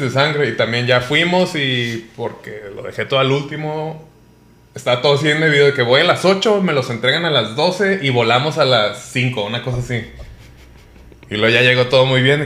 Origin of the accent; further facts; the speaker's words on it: Colima, Mexico; now in Mexico City, Mexico; yo nací en Colima